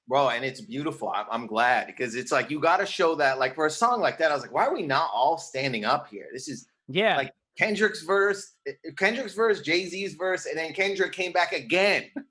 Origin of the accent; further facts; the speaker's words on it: Windsor, Ontario, Canada; moved away as an adult; also born or lived in Toronto / New York; now in Los Angeles, United States; I grew up in Windsor, Ontario, which is on the border of Detroit.